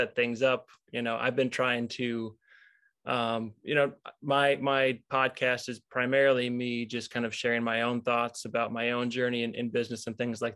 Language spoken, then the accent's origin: English; Illinois, United States; moved away as an adult; also born or lived in Michigan; now in Wisconsin, United States; Grew up in Illinois